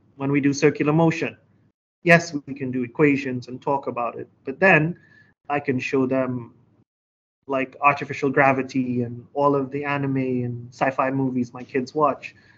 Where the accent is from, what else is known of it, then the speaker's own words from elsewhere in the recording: Trinidad & Tobago; moved away as an adult; now in Hangzhou, China; I'm from beautiful Trinidad and Tobago.